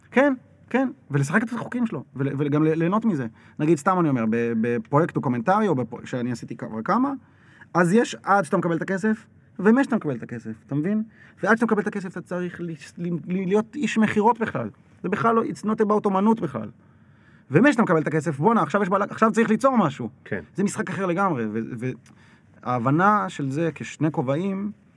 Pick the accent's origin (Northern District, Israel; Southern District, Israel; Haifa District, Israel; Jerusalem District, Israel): Jerusalem District, Israel; Jerusalem; אני זוכר את עצמי כילד בירושלים